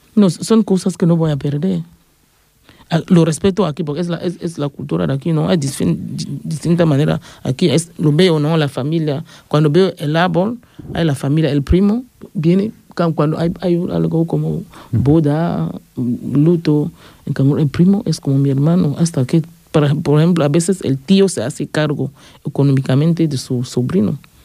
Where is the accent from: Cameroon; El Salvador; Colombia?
Cameroon; Yaoundé, Centre; moved away as an adult; also born or lived in Bafoussam, Cameroon; now in Ripollet, Spain; Soy de Camerún. Nací en Yaoundé